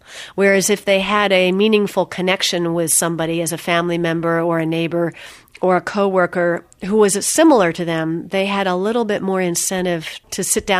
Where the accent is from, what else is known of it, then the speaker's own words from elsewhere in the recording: Philadelphia, Pennsylvania, United States; also born or lived in Indiana / Japan / Vermont / Berkeley; I grew up in the Philadelphia area and then went to school at Earlham in Indiana, from there to Japan, from there to Vermont, then back to Philadelphia